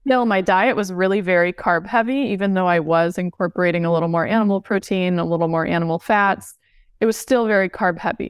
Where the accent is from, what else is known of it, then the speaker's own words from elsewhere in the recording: Southern California, United States; moved away as an adult; I grew up in Southern California